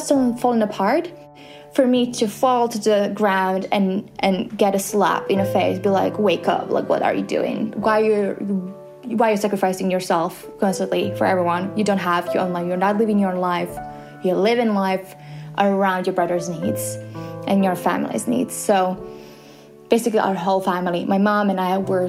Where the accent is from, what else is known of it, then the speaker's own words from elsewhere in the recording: Slovakia; we're both from Slovakia